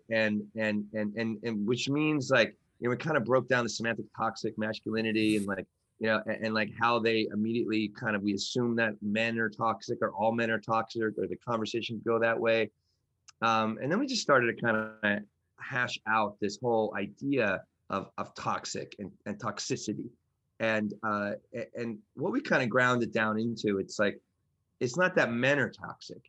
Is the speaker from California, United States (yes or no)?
no; New York, United States; I'm from New York